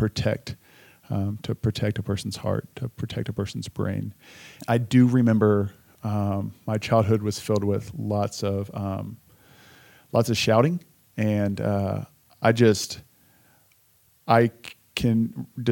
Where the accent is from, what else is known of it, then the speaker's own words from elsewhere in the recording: Richardson, Texas, United States; I was born and raised in Richardson, Texas, which is a suburb of the great city of Dallas